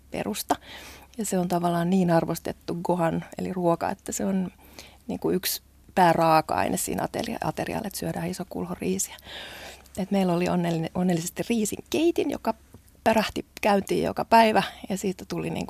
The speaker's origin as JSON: {"language": "Finnish", "country": "Japan", "lives_now": "Finland", "said": "mä olen japanilainen odottaa. nainen."}